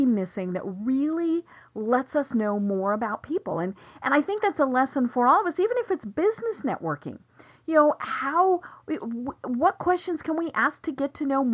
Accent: Walden, Colorado, United States; moved away as an adult; also born or lived in Denver; now in Atlanta, United States; I'm from Colorado, obviously. But I'm from a very, very small town called Walden, which is 9 miles from Wyoming

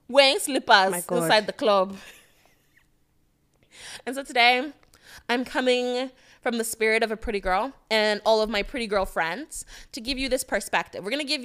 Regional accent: Connecticut, United States; I was raised in Connecticut. That's why I did my boarding school.

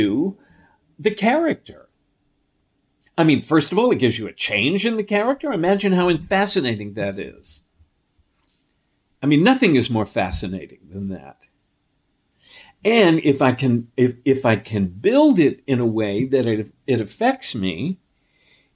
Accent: New York City, New York, United States; I was raised on the Upper East Side of New York

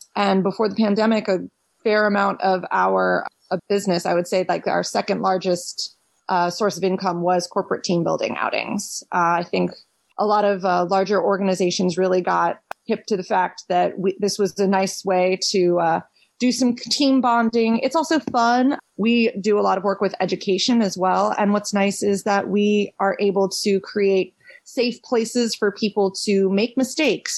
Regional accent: Washington, District of Columbia, United States; moved away as an adult; also born or lived in Philadelphia; I was born and raised in Washington D.C. proper.

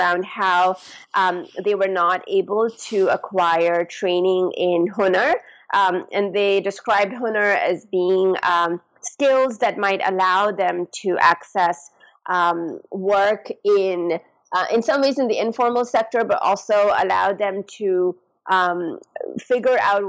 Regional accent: Pakistan; moved away; I'm from Pakistan. And so I went back to the community where I grew up

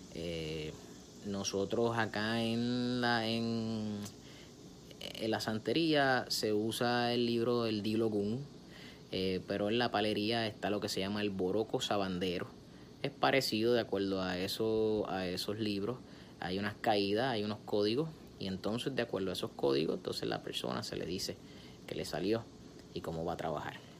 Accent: Puerto Rico; yo soy puertorriqueño y yo como puertorriqueño

